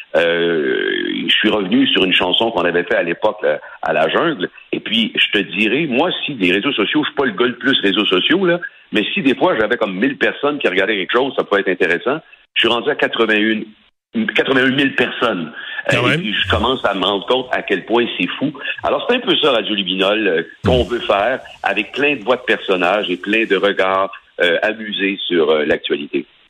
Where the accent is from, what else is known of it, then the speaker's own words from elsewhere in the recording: Sorel-Tracy, Quebec, Canada; je suis originaire de Sorel, OK? Je suis pas de Québec, comme les gens pensent, je suis de Sorel